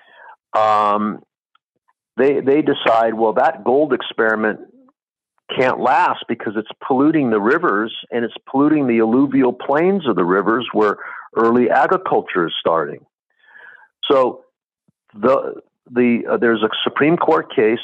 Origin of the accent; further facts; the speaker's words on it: San Joaquin Valley, California, United States; when I was growing up in the San Joaquin Valley